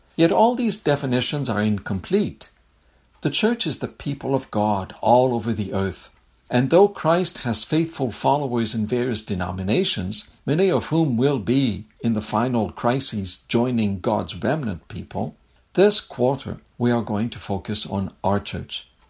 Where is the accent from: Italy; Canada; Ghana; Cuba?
Canada; Quebec City, Quebec; moved away as an adult; now in Berrien Springs, United States; You've noticed my accent and you're wondering where I'm from. I'm a French Canadian from, uh, Quebec City in Canada